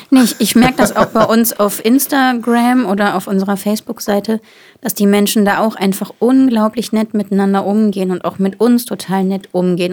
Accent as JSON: {"language": "German", "area": "Bonn area", "region": "North Rhine-Westphalia", "country": "Germany", "said": "Bonn ist ja bei mir um die Ecke. Ich komme ja quasi aus der Gegend"}